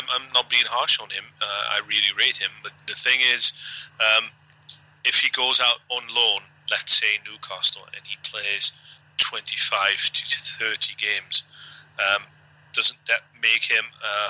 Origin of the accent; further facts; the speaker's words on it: Netherlands; I'm from Holland.